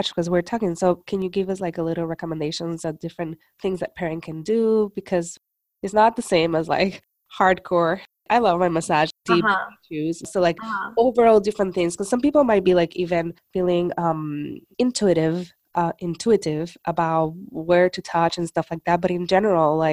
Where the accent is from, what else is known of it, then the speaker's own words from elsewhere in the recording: Puerto Rico; moved away; I'm from Puerto Rico, so also my lullabies were in Spanish